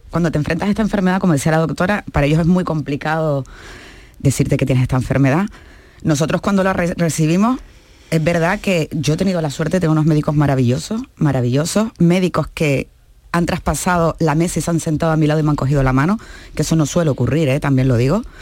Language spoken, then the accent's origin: Spanish; Canary Islands, Spain; como dirían en mi tierra, yo soy canaria